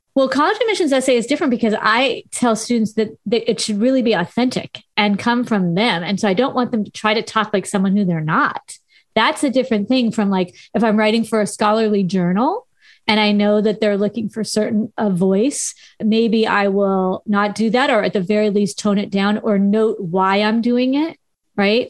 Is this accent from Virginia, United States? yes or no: no; Southern California, United States; accent: Valley Girl; I am a valley girl. I grew up in Southern California